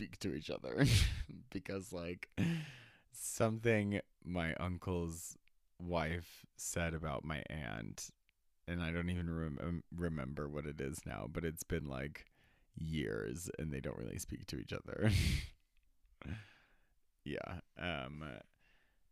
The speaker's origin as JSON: {"language": "English", "town": "Reno", "region": "Nevada", "country": "United States", "tie": "born or raised there", "also_born_or_lived": "New Mexico, United States", "said": "where I grew up in New Mexico. And then growing up in Reno in 2000s"}